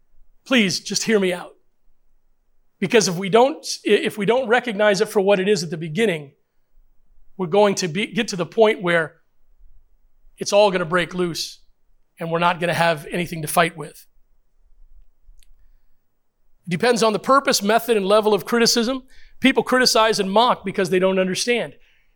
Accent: Puerto Rico; born there; First of all, I'm a minority. Secondly, I'm a Christian. Now, I was born in Puerto Rico, I think.

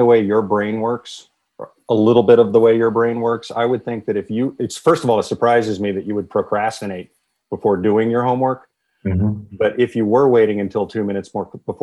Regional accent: Poughkeepsie, New York, United States; also born or lived in Los Angeles / Huntington Beach / Armonk; I grew up in the Hudson Valley in Dutchess County, just outside of Poughkeepsie

